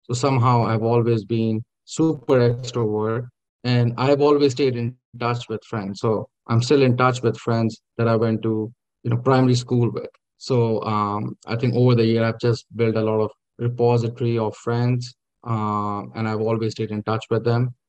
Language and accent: English; Lahore, Punjab, Pakistan; born there; Yeah, I, uh, I was born in, uh, in Lahore, uh, but my father was in government service, so I moved around quite a bit. I never stayed in one place.